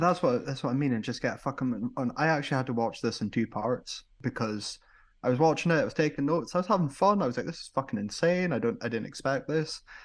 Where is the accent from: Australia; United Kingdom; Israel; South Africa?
United Kingdom; as a Brit